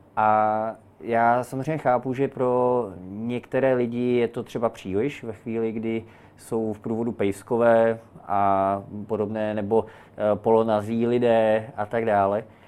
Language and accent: Czech; Prague, Czechia; já jakožto rodilý Pražák, který má k tomu městu velký intenzivní vztah